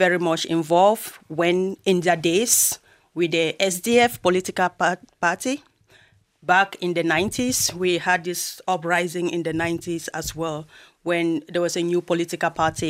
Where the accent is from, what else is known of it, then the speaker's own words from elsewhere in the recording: Cameroon; moved away as an adult; now in Ireland; I'm actually from Southern Cameroons